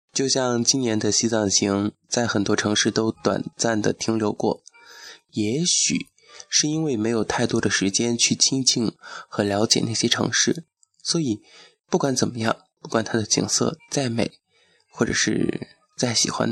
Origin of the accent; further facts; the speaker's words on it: Fengjie, Chongqing, China; 这就是我的家乡奉节白帝城，也被称为诗城。